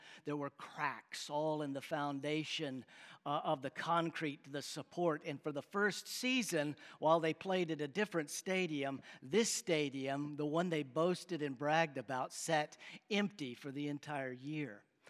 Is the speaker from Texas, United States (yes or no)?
yes; Texas, United States; also born or lived in McKinney, Texas; we are all, as Texans, we live by that.